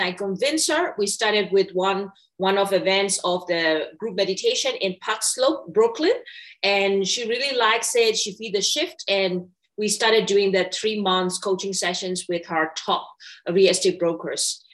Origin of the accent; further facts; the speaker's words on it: Myanmar; moved away as an adult; I was born and raised in Myanmar